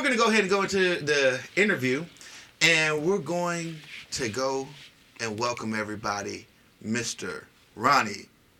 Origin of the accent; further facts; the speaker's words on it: Nigeria; It's my father's name. I'm Igbo from the Igbo tribe.